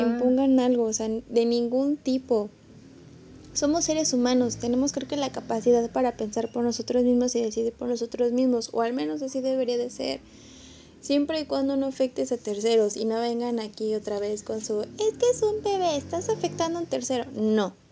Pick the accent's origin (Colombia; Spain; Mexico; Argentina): Mexico; San Luis Potosí; yo que soy de San Luis Potosí